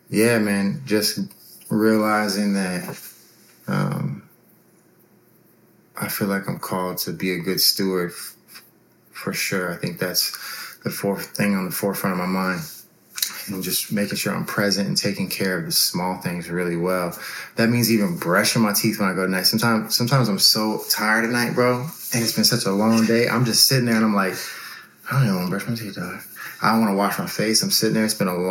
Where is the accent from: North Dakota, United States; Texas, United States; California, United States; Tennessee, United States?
Texas, United States; San Antonio; 33 years old, born and raised in San Antonio.